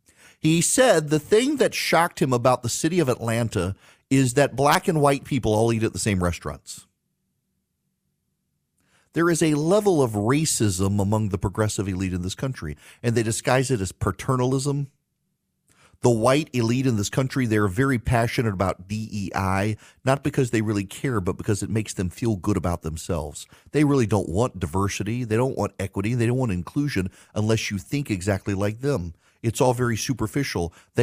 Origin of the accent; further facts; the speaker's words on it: Dubai, United Arab Emirates; also born or lived in Louisiana; Charlie, I don't know if you know this or not, but I grew up in Dubai. We would fly back and forth to Louisiana during the summer.